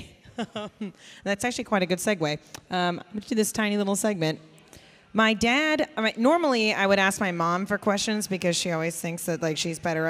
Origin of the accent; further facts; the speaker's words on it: Kansas City, Midwest, United States; now in Texas, United States; I'm from Kansas City.